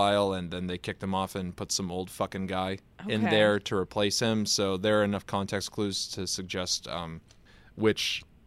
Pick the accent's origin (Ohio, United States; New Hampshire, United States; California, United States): New Hampshire, United States; Southern; I grew up in Southern New Hampshire